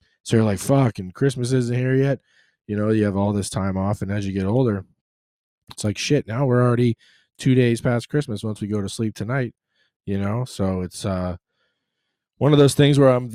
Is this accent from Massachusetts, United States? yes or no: yes; Boston, Massachusetts, United States; moved away; growing up in Boston